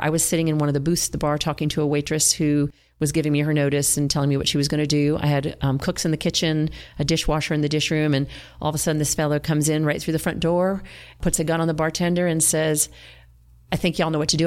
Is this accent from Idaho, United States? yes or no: no; Villanova, Pennsylvania, United States; moved away as an adult; also born or lived in South Carolina; now in Greenville, United States; I grew up in eastern Pennsylvania, outside of Philadelphia, in Villanova, Conshohocken area.